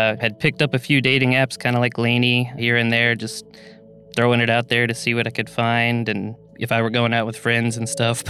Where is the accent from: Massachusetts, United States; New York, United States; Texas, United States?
Texas, United States; Waller; now in Dallas, United States; my hometown would be Wallace, Texas, which is a little town outside of Houston